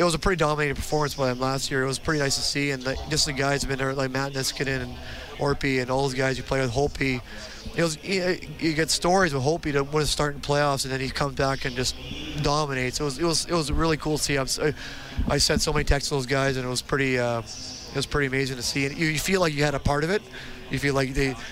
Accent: Edmonton, Alberta, Canada; I was from Edmonton, Millwood's kid

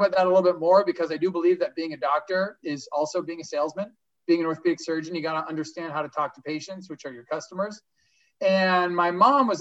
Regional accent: Los Angeles, California, United States; I grew up in LA. My dad's from Israel. My mom's American.

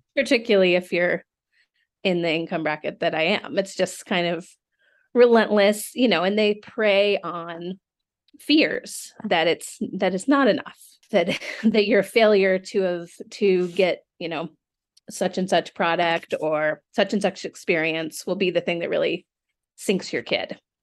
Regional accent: Seattle, Washington, United States; moved away; I'm, I'm from Seattle originally

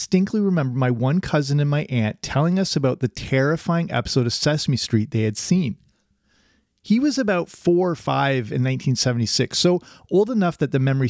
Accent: Canada; I grew up in Canada

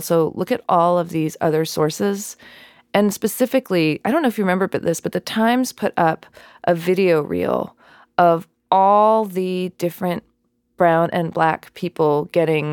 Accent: New Mexico, United States; I grew up in New Mexico

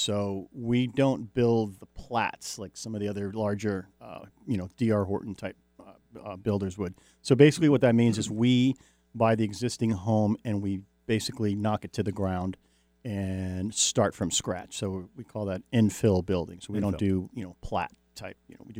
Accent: Jersey Shore, New Jersey, United States; moved away; I grew up on the Jersey Shore, New Jersey.

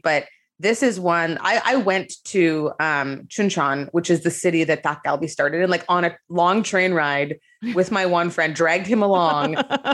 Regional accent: Canada; also born or lived in South Korea; now in Los Angeles, United States; I'm Canadian.

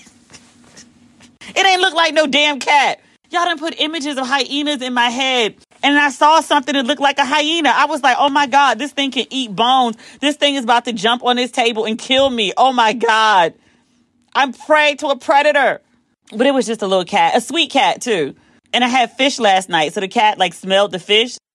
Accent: United States; I'm the American who's paid to be at this resort

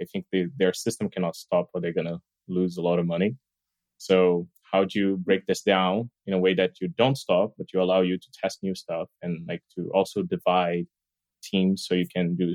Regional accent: Brazil; now in Berlin, Germany; So, as you know, like … I'm actually from Brazil, so I've been living here in like Berlin for quite a while now.

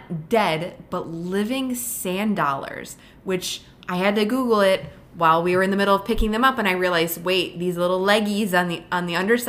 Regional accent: Buffalo, New York, United States; I'm from Buffalo.

